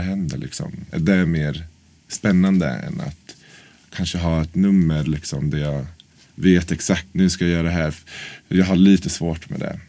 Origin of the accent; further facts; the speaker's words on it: Norrköping, Östergötland, Sweden; moved away as an adult; now in Stockholm, Sweden; jag är från Norrköping egentligen. Så jag flyttade till Stockholm för nio år sedan.